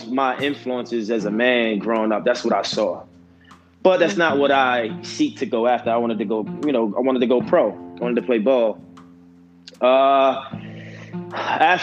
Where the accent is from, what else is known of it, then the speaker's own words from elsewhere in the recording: Baltimore, Maryland, United States; I'm from Baltimore, but from Baltimore, Maryland. Born and raised.